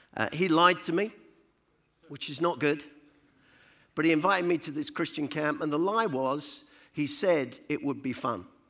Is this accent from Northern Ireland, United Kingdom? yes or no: no; London, United Kingdom; now in Rugby, United Kingdom; I was born in the East End of London in a place called Hackney. I was born under the sound of Bo Bells.